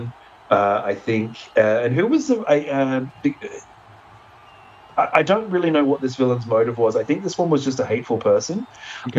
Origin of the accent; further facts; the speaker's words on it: Australia; we're Australian